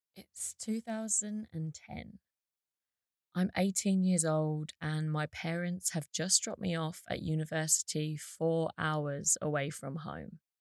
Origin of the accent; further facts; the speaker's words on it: Essex, East of England, United Kingdom; moved away as an adult; I was from Essex